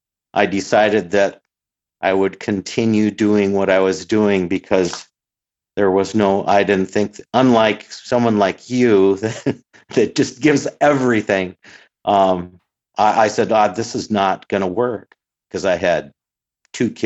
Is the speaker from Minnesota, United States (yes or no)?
yes; Brainerd, Minnesota, United States; hometown where I live in Brainerd, Minnesota.